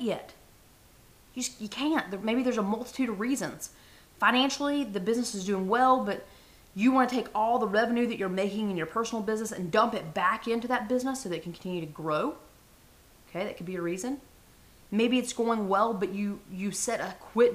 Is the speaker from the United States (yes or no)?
yes; the South, United States; I was raised in the South.